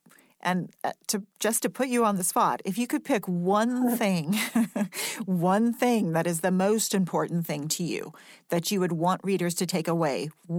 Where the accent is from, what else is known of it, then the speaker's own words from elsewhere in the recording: United States; I'm only speaking as an American right now. This is the country I live in. This is the country I'm going to be living in.